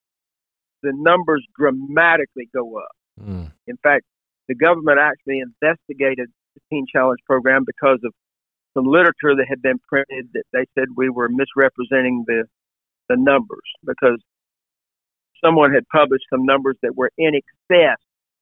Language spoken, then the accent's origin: English; Alabama, United States; moved away as an adult; I moved back to another state, to Alabama, was pastoring a church in my hometown